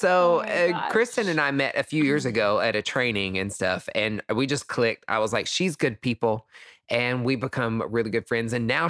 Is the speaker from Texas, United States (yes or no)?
no; East Tennessee, United States; where I'm from, East mm-hmm. Tennessee. So, East like, Tennessee.